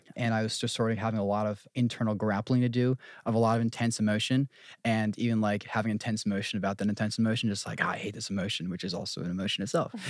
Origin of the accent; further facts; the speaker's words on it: New Jersey, United States; moved away; I'm from Jersey, born and raised